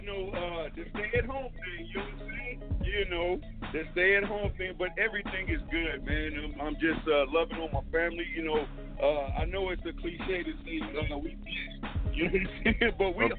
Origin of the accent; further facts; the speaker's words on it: Oakland, California, United States; born there; also born or lived in San Diego / Brooklyn; now in Fairfield, United States; I'm out of Fairfield, California. I was born in Oakland, California. Lived in Oakland for a while. Lived in San Diego.